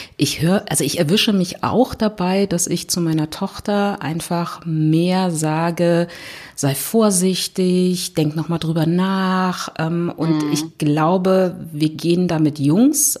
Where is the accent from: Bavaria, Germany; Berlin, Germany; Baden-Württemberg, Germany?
Berlin, Germany; ich komme aus Berlin